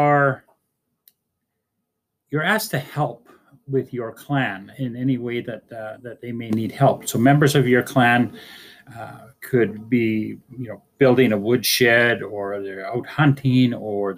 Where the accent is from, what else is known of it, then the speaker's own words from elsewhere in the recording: Fort St. James, British Columbia, Canada; I'm from Natgasli